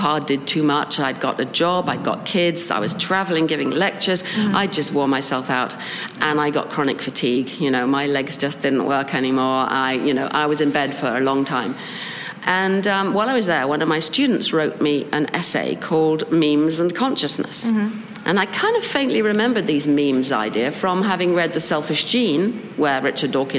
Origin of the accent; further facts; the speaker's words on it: England, United Kingdom; as you can tell from my voice, I come from England